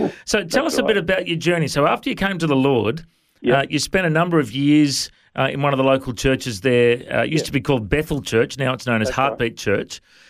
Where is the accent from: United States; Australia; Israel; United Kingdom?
Australia; Coffs Harbour, New South Wales; moved away; Now, I grew up in Coffs Harbour